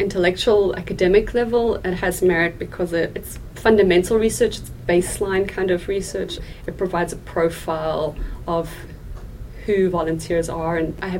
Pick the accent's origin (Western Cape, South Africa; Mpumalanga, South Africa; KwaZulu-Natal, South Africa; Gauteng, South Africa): Gauteng, South Africa; Pretoria; moved away as an adult; I'm from South Africa and I'm from Pretoria.